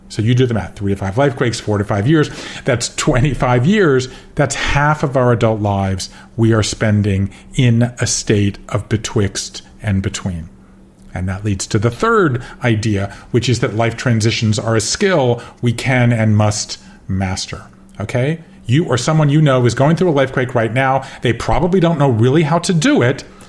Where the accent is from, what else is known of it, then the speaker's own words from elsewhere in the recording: Georgia, United States; moved away as an adult; also born or lived in Connecticut, United States / Japan; I grew up in Georgia and I left there in the uh, 80s and went to Yale